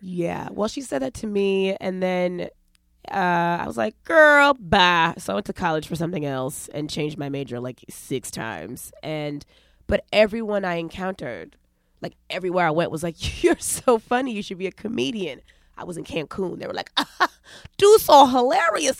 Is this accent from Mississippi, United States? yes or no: no; New York, United States; also born or lived in Los Angeles; I'm from New York